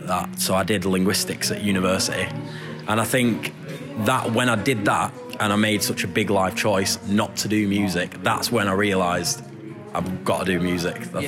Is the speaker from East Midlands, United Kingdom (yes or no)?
yes; Glossop, East Midlands, United Kingdom; we, like me and …, the lead singer, grew up in this tiny little town called Glossop, which is just outside Manchester